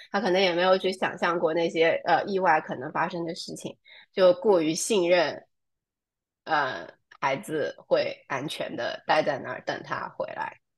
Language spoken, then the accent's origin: Chinese; near Ningbo, Zhejiang, China; moved away; also born or lived in New York, United States; 在宁波这个地方，我的家乡附近